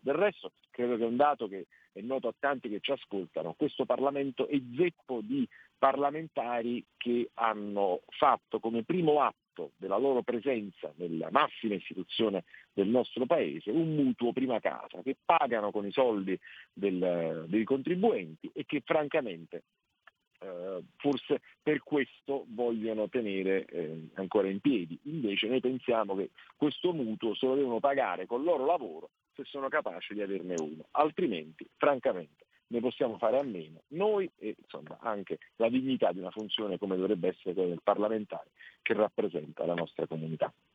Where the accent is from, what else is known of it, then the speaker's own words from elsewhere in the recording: Naples, Campania, Italy; io sono napoletano